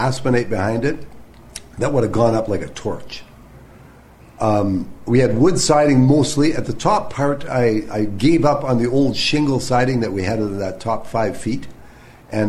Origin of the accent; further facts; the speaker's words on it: Ontario, Canada; moved away as an adult; also born or lived in Alberta; now in Steinbach, Canada; I'm from Ontario